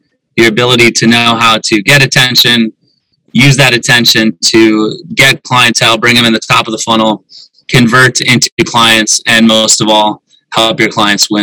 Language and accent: English; South Dakota, United States; I grew up in South Dakota